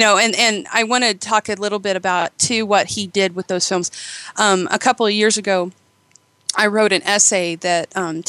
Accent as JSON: {"language": "English", "town": "Eugene", "region": "Oregon", "country": "United States", "tie": "born or raised there", "said": "it's actually set in Eugene, Oregon, my hometown."}